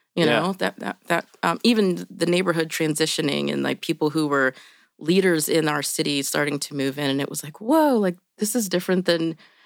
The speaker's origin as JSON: {"language": "English", "town": "Indianapolis", "region": "Indiana", "country": "United States", "tie": "born or raised there", "said": "I grew up in Indianapolis. I actually, in this neighborhood, I was in Broad Ripple until 6th or 7th grade when my parents said that we were going to move to 36th and Park."}